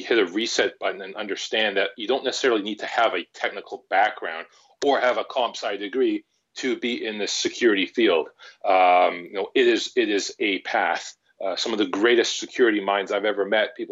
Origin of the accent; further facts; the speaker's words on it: Vancouver, British Columbia, Canada; I've actually grown up, born and bred in Vancouver, British Columbia, Canada